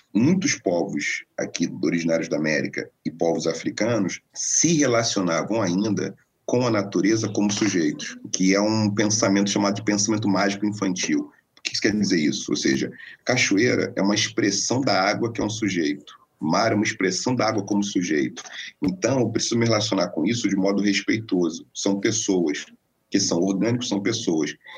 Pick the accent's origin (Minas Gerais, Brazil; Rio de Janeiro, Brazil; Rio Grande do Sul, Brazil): Rio de Janeiro, Brazil; formação muito tradicional no subúrbio carioca, né, nasceu em Oswaldo Cruz, onde fui criado e gestado e brinquei naquelas